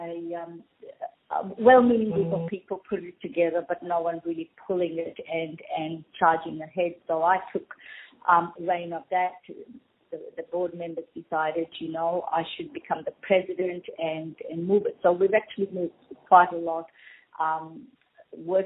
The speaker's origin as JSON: {"language": "English", "country": "Fiji", "tie": "born or raised there", "also_born_or_lived": "Minto, Australia", "moved": "yes", "lives_now": "Australia", "said": "I'm actually Indian and I was born in Fiji."}